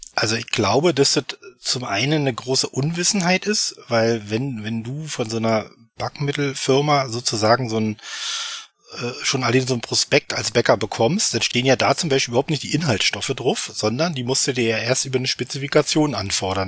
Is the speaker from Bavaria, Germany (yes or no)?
no; Eberswalde, Brandenburg, Germany; komme aus Eberswalde, das 50 Kilometer nordöstlich von Berlin, also hier im wunderschönen Brandenburg.